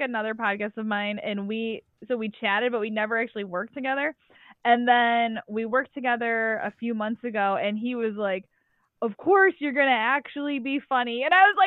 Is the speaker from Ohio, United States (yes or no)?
no; Syracuse, New York, United States; now in Boston, United States; I grew up right outside of Syracuse, New York